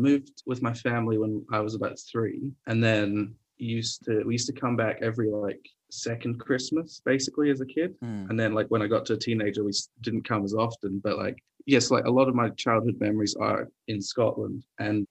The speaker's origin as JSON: {"language": "English", "town": "Adelaide", "region": "South Australia", "country": "Australia", "tie": "born or raised there", "also_born_or_lived": "Edinburgh", "moved": "as an adult", "said": "I grew up in Adelaide"}